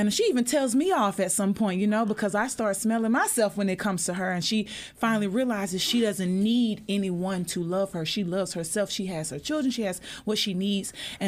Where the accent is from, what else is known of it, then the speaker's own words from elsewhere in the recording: Mississippi, United States; And I'm from Mississippi.